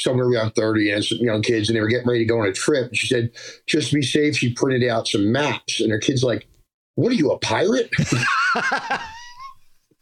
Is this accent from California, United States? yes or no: no; Pennsauken, New Jersey, United States; accent: Jersey; also born or lived in Philadelphia, Pennsylvania; now in Memphis, United States; I was born in Philadelphia, and then I was the last of four kids. We moved to South Jersey right after I was born. So basically, I grew up in South Jersey, a town called Pensauken